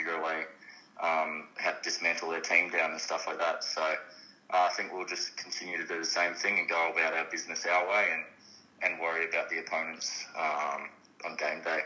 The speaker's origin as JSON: {"language": "English", "town": "Stanthorpe", "region": "Queensland", "country": "Australia", "tie": "born or raised there", "moved": "yes", "said": "going back to my hometown, Stanthorpe"}